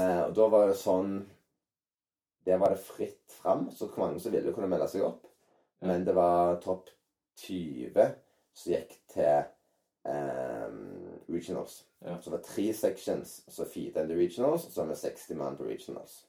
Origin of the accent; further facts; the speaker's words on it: Norway; moved away; also born or lived in San Diego, United States; hjemme i Norge